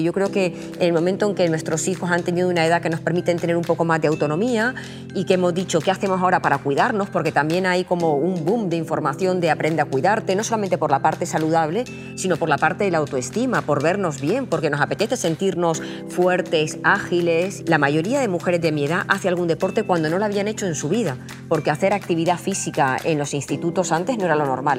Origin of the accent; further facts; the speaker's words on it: Aragon, Spain; que soy maña